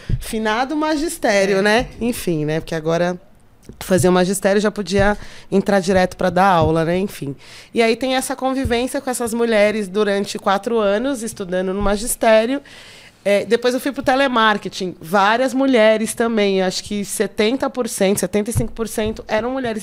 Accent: São Paulo, Brazil; also born or lived in Pernambuco; eu praticamente fui criada no Jardim Birapuera, assim, e eu gosto de ser cria do Jardim Birapuera, da Zona Sul.

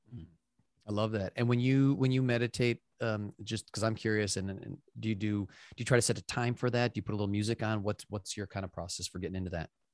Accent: Wisconsin, United States; I grew up in Wisconsin

